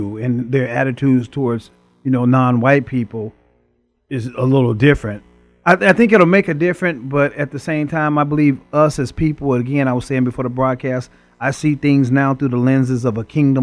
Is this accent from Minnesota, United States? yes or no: no; Chicago, Illinois, United States; growing up in the inner city of Chicago